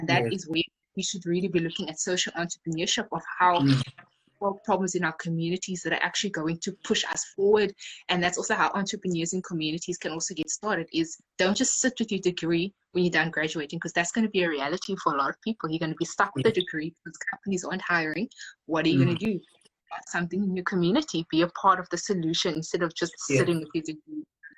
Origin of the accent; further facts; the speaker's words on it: Khayelitsha, Western Cape, South Africa; I'm 22 and I'm from Khayelitsha in the Western Cape.